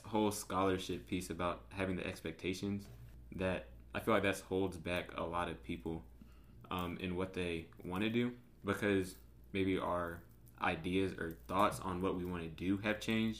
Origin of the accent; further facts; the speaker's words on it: Virginia, United States; moved away as an adult; now in Greensboro, United States; I'm from Virginia